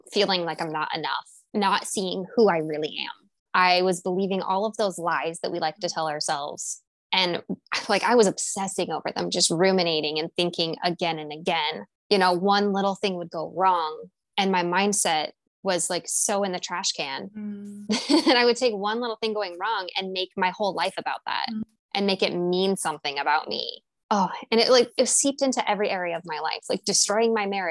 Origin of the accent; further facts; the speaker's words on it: Pacific Northwest, United States; born and raised in the Pacific Northwest